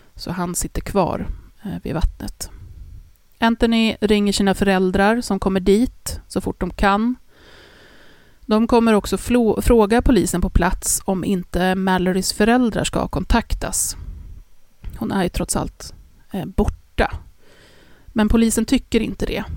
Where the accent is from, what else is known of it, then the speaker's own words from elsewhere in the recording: Stockholm, Stockholm County, Sweden; Vi är från Stockholm